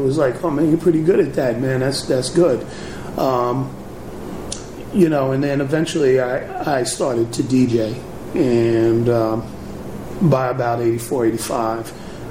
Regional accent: New York City, New York, United States; moved away as an adult; also born or lived in Bay Area, California; now in Oakland, United States; if I'm from New York

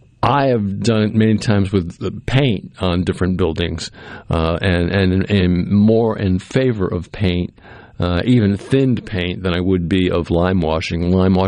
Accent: New England, United States; Well, I grew up in New England, so we heard snow songs a lot because up there they have a lot of snow.

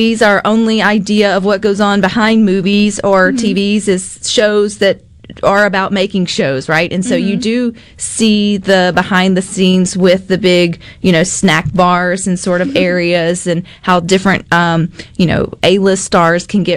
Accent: the South, Southern United States, United States; accent: Southern

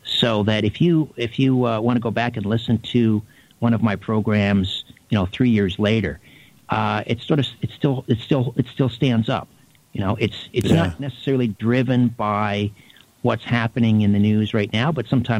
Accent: Canada; my upbringing as a Canadian.

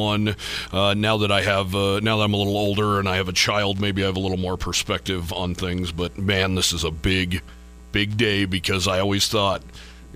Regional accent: Eastern Wyoming, United States; you and I are both from Wyoming. We're both from Eastern Wyoming.

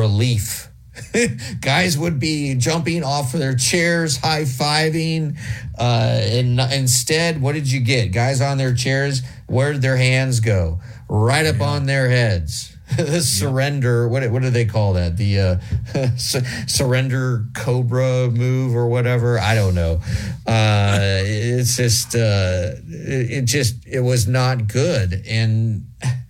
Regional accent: Nebraska, United States; now in Alabama, United States; I'm a Nebraska person.

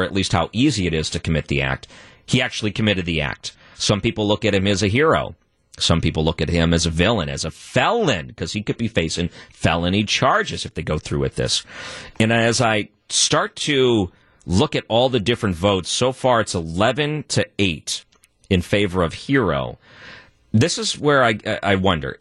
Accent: Missouri, United States; I'm from Missouri, live in the St. Louis region

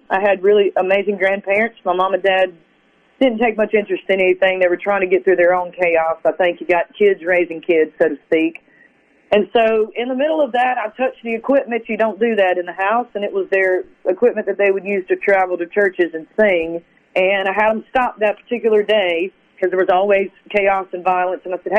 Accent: South Carolina, United States; I grew up in South Carolina. We moved around a lot

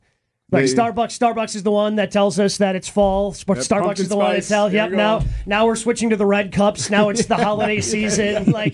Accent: Horicon, Wisconsin, United States; growing up in Dodge County.

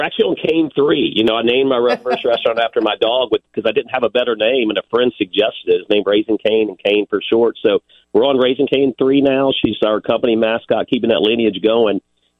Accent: Baton Rouge, Louisiana, United States; I'm from Baton Rouge, Louisiana.

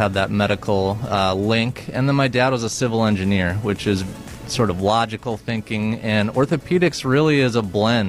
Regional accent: Rhinelander, Wisconsin, United States; I was born and raised in Rhinelander, Wisconsin

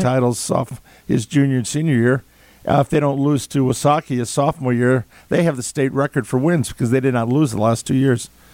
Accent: Madison, Wisconsin, United States; i was born in Madison. I'm born to be a Badger. I, my degrees are from here.

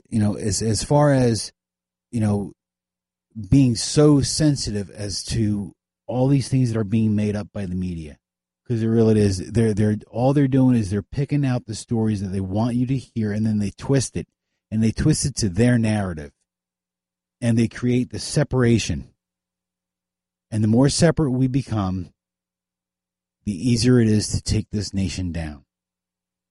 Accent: United States

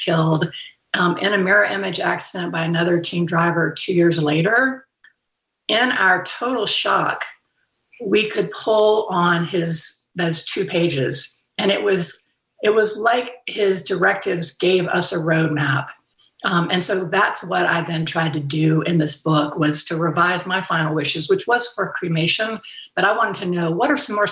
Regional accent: Fairhope, Alabama, United States; moved away; hometown in Fairhope, Alabama

